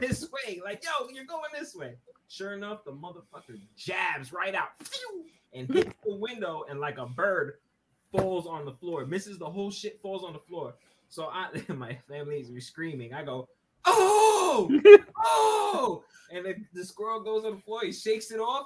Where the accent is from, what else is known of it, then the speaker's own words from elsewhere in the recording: New York City, New York, United States; I am from Brooklyn